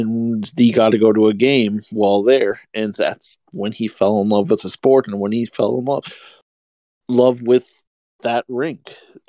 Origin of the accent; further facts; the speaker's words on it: Minnesota, United States; moved away; I'm a Minnesotan. I was born here, and I currently moved back here about 4 years ago, and I live up here again. This is a hockey crazed state.